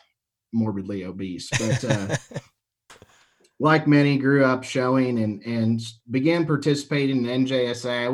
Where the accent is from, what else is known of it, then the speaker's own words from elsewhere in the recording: just south of the Quad Cities, Western Illinois, United States; I grew up in Western Illinois, just south of the Quad Cities